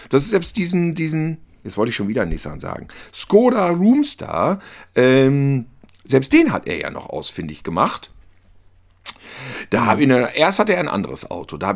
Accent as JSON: {"language": "German", "region": "North Rhine-Westphalia", "country": "Germany", "said": "Und als Ostwestfale habe ich nicht dieses Köln-Düsseldorf-Problem."}